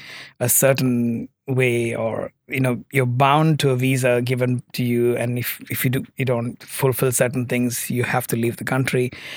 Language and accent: English; Muscat, Oman; So I was born in Oman as a third culture kid. Grew up in Oman and did school my whole life, pretty much, actually. And Oman has been home for me.